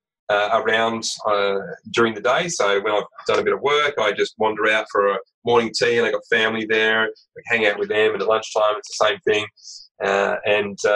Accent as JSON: {"language": "English", "country": "Australia", "said": "We're Aussie blokes, we're dads, we're entrepreneurs"}